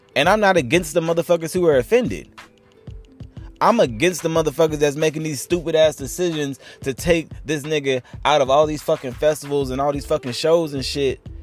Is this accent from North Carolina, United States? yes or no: yes; North Carolina, United States; I'm from North Carolina